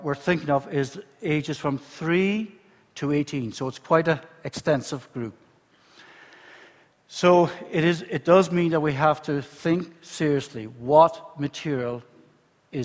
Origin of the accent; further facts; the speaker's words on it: Ireland; moved away as an adult; now in Spain; I'm Southern Irish, and you know I work in Spain